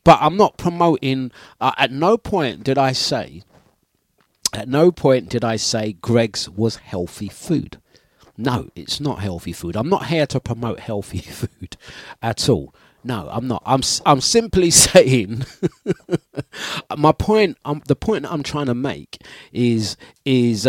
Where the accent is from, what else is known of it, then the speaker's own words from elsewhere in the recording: Leyton, London, United Kingdom; I grew up in Leighton